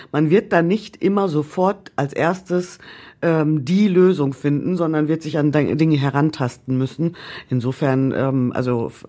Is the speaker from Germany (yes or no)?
yes; North Rhine-Westphalia, Germany; ich komme aus Ostwestfalen, da ist man dafür bekannt, besonders sparsam zu sein.